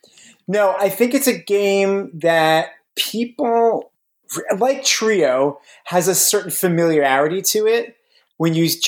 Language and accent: English; New Jersey, United States; I am from, I guess, North Central, right? About 30 minutes west of Manhattan.